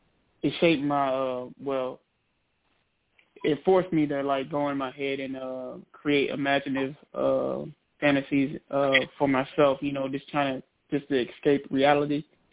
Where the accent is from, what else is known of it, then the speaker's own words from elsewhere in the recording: Trenton, New Jersey, United States; I was born in Trenton, New Jersey, and that's where I spent most of my adolescent years. I have to say, growing up, in New Jersey, well, in Trenton, it was pretty rough. Had it kind of hard.